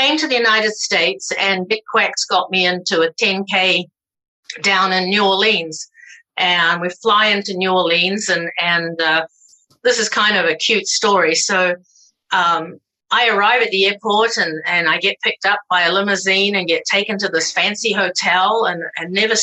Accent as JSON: {"language": "English", "country": "New Zealand", "said": "I'm a New Zealander."}